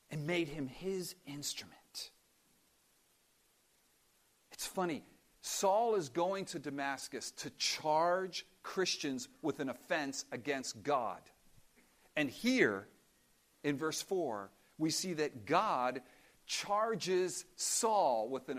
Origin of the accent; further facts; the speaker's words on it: Cuba; moved away; we come from Cuba